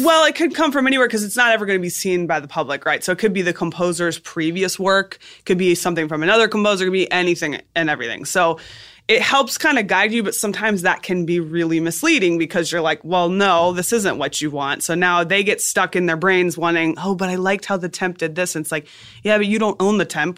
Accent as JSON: {"language": "English", "region": "South Florida", "country": "United States", "also_born_or_lived": "Boston", "said": "South Florida."}